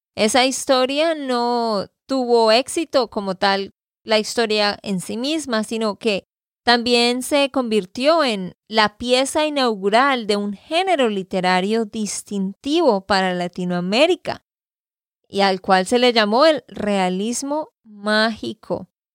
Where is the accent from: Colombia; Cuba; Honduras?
Colombia; Santander; de Santander, Colombia